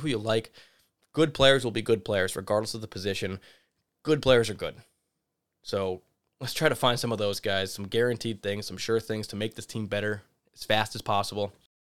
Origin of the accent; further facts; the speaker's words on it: Connecticut, United States; I'm from Connecticut, so I love anybody that comes from UConn.